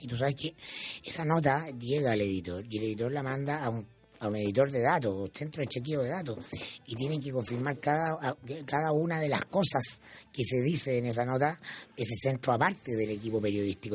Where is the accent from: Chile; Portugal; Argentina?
Chile; como buen chileno